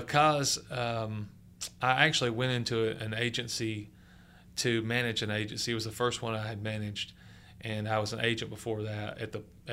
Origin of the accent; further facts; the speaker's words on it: North Georgia, United States; I grew up in North Georgia